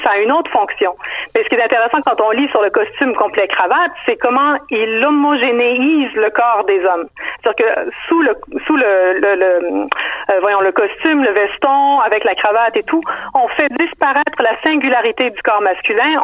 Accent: Quebec, Canada; je suis canadienne, québécoise

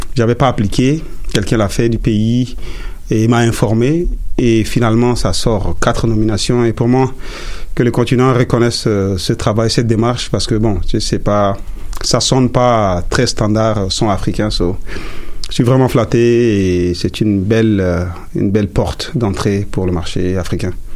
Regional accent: Chad; first language Sara; French is a second language; now in Montreal, Canada; je viens du Tchad

